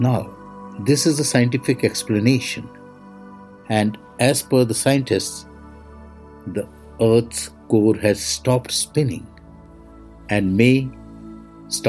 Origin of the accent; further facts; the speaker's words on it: India; I am the Indian monk